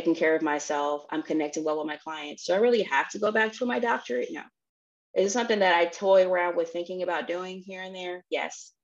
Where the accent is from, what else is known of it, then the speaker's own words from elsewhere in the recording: Tennessee, United States; I'm from Tennessee